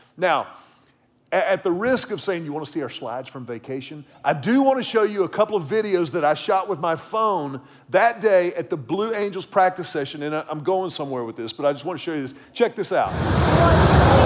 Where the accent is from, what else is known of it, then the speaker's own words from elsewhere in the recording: the Texas coast, United States; I grew up around the Texas coast